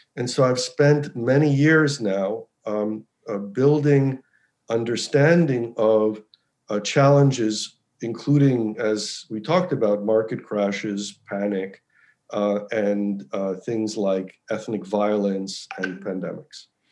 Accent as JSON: {"language": "English", "country": "United States", "tie": "born or raised there", "said": "I actually grew up in the U.S. I was born in the U.S."}